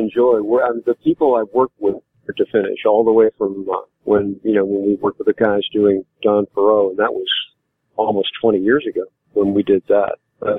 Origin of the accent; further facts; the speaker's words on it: St. Louis, Missouri, United States; I am. I'm from St. Louis.